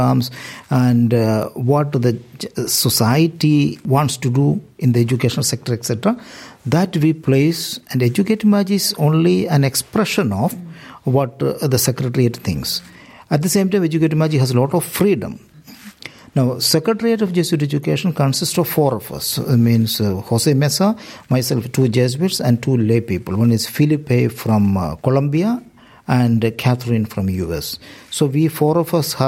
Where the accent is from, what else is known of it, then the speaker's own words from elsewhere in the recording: India; moved away as an adult; now in Galway, Ireland; I am from India